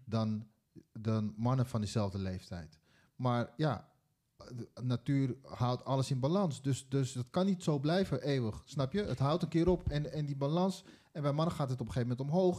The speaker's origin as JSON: {"language": "Dutch", "country": "Netherlands", "tie": "born or raised there", "also_born_or_lived": "Suriname (ancestry)", "said": "we zijn ook allemaal geboren in Nederland"}